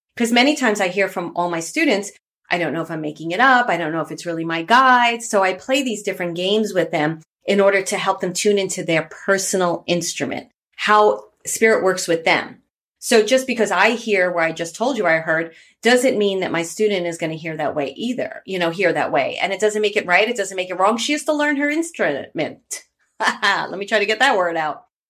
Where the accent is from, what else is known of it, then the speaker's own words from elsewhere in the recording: New York City, New York, United States; I grew up in Bay Ridge, Brooklyn